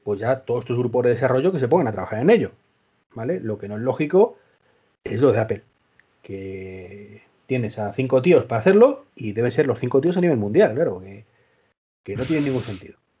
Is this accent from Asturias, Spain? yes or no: no; Madrid, Community of Madrid, Spain; Dani y yo somos de Madrid